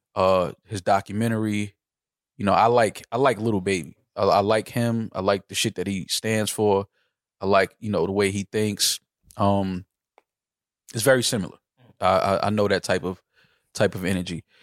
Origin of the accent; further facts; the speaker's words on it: New York City, New York, United States; as a New Yorker